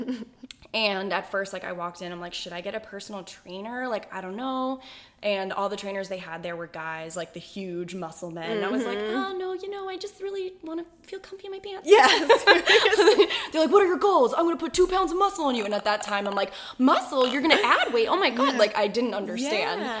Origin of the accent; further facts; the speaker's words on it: Boston, Massachusetts, United States; now in San Diego, United States; I grew up in Boston, Mass